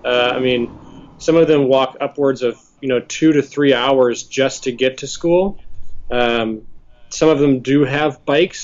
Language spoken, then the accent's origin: English; St. Louis, Missouri, United States; moved away as an adult; also born or lived in Las Vegas, Nevada / Dallas, Texas; now in Washington D.C., United States; I grew up in St. Louis, Missouri. Spent the first 20 ish years of my life there